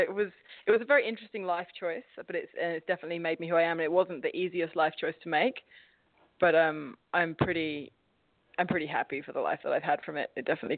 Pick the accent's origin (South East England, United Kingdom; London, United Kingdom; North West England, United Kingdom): South East England, United Kingdom; Staines; But I was brought up in a place called Staines, which is, if those of you who know Ali G, that's his stomping ground